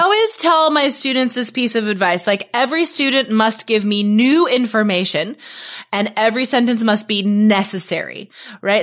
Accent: Carson City, Nevada, United States; moved away as an adult; also born or lived in Spain; my hometown. Uh, I'm from Carson City, Nevada

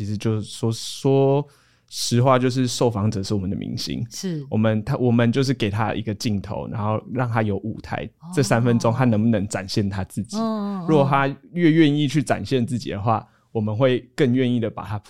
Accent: Hualien County, Taiwan; 花花莲在地的什么呃，我是花莲人啊，对对对对

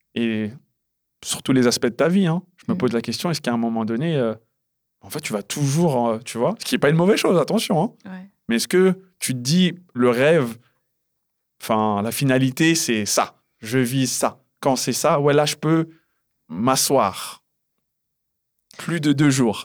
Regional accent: United States; je suis américain.

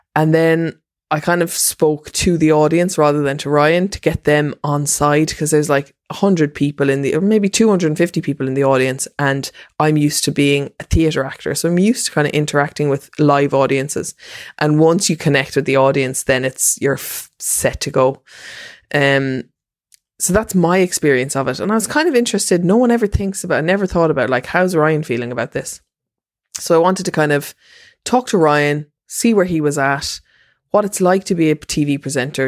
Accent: Ireland; as an Irish person

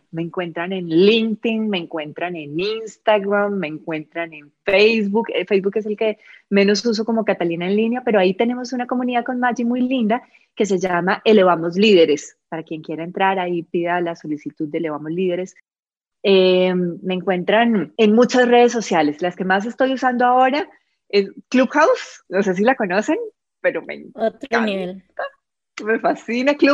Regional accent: Costa Rica; nos dimos la oportunidad de, como comunidad, acompañarnos como ticos en Madrid, eh, porque yo me siento tica

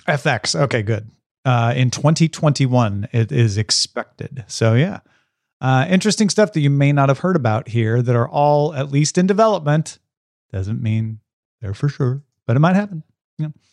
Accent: Tom Merritt, Illinois, United States; moved away; I grew up near Saint Louis, Missouri, like forty-five miles from Saint Louis.

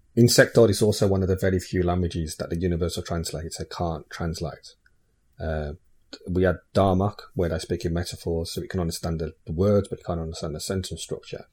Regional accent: England, United Kingdom; my parents are Irish. So, you know, characteristically, uh, and genetically, I could say I'm Irish. But because I'm, I'm I live in England and, yeah, you know, I've lived there since I was, like, one year old. I class myself as English

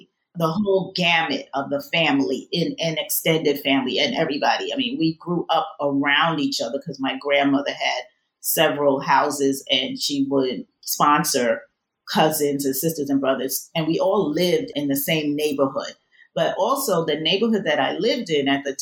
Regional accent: New York City, New York, United States; I was actually born in the Bronx

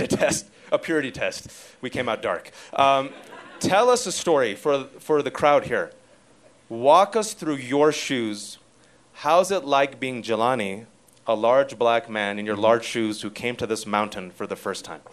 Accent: Fremont, California, United States; I'm an American son of Pakistani Muslim immigrants born and raised in the Bay Area, Fremontistan, California

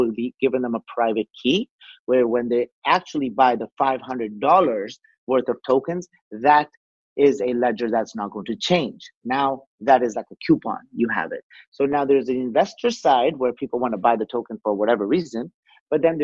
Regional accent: Canada; I, as a Canadian

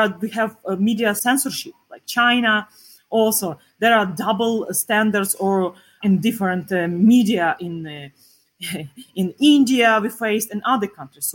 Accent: Ukraine; we are Ukrainians

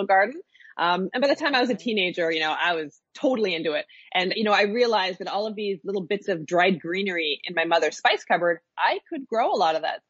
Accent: Nova Scotia, Canada; I grew up in Nova Scotia. Yeah, my family lives here

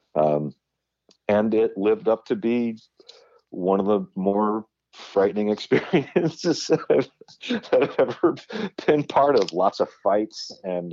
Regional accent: Huntington Beach, California, United States; I grew up in Huntington Beach, California, in Orange County

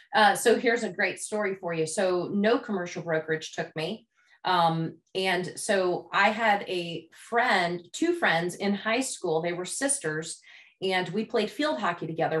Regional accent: Louisville, Kentucky, United States; I grew up in Louisville, Kentucky

